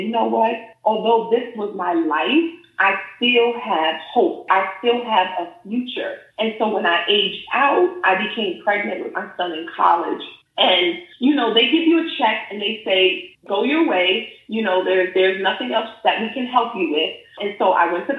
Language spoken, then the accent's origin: English; New York City, New York, United States; now in Maryland, United States; I'm originally from New York City